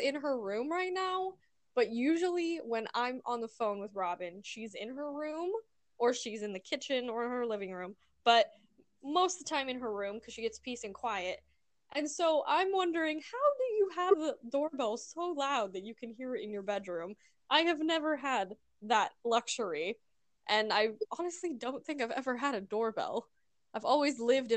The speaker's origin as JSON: {"language": "English", "region": "Missouri", "country": "United States", "tie": "born or raised there", "moved": "as an adult", "lives_now": "Arizona, United States", "said": "We grew up in Missouri"}